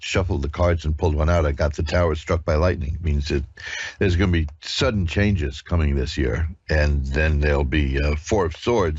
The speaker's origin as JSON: {"language": "English", "region": "New York", "country": "United States", "tie": "born or raised there", "said": "I'm a native New Yorker"}